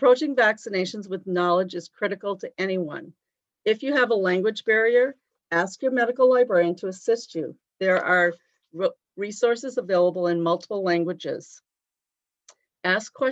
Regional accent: East Coast, United States; now in Sioux Falls, United States; I'm originally from the East Coast

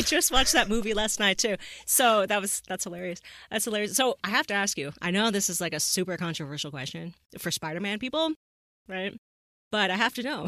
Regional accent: the West, United States; I'm from the West here

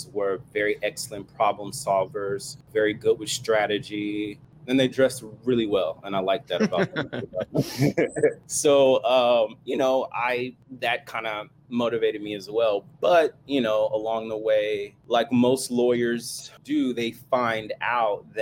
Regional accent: Fort Worth, Texas, United States; now in Maryland, United States; Coming from the South, I'm originally from Fort Worth, Texas

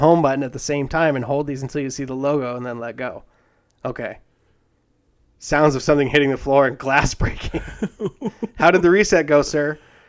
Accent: Alabama, United States; Hey, man, I'm from Alabama.

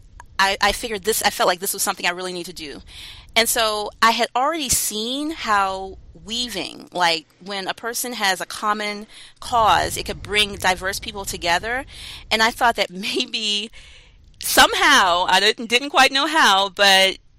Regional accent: North Carolina, United States; I'm from North Carolina.

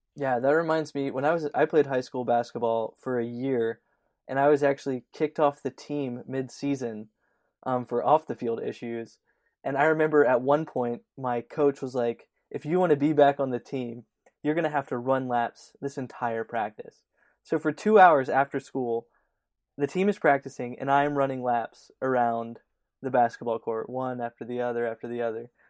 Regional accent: Louisiana, United States; moved away; I'm from Louisiana originally

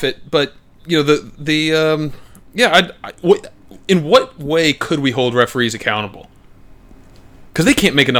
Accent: United States; growing up in the American culture of, you call it like you see it

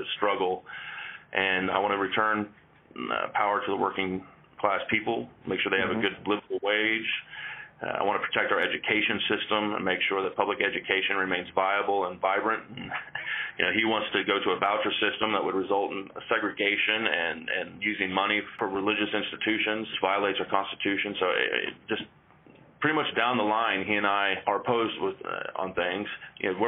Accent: Oklahoma City, Oklahoma, United States; now in Kansas, United States; I grew up in Oklahoma City, Oklahoma

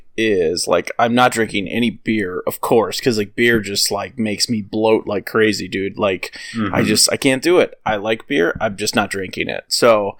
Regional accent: Midwest, United States; I'm from the fucking Midwest

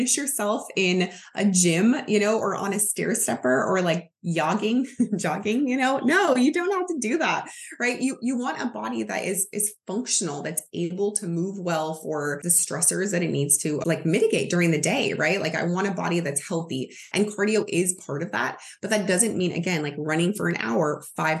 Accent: United States

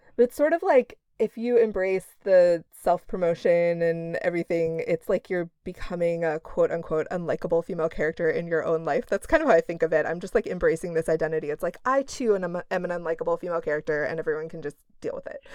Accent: Midwest, United States; we're both from the Midwest

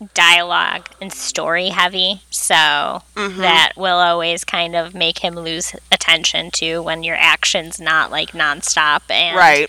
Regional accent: United States; because I'm American.

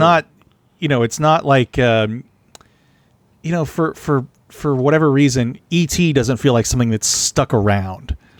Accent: San Antonio, Texas, United States; I'm from San Antonio

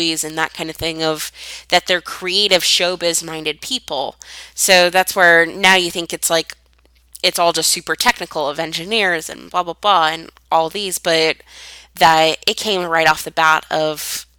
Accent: San Francisco Bay Area, California, United States; I grew up in the San Francisco Bay Area

